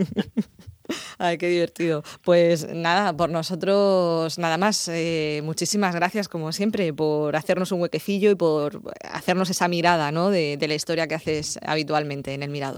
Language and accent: Spanish; Spain; somos conscientes los españoles